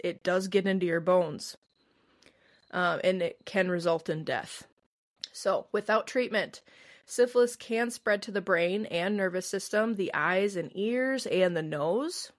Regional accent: Midwest, United States; I'm from the Midwest

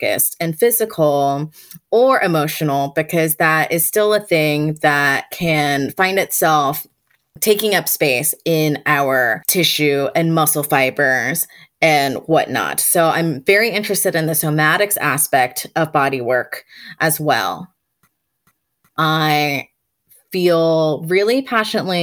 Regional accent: Chapel Hill, North Carolina, United States; I grew up in Chapel Hill, North Carolina

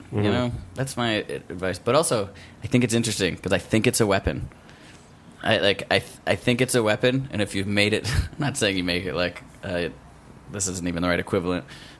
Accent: Wisconsin, United States; That's where, I'm from Wisconsin.

